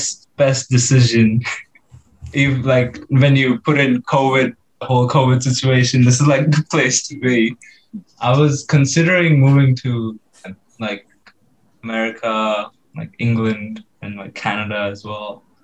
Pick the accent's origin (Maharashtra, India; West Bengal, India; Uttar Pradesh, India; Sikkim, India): Maharashtra, India; Mumbai; also born or lived in Delhi; now in Brisbane, Australia; Yes, so of course … I am from Mumbai. Even though I was born in Delhi, I just say I'm from Mumbai.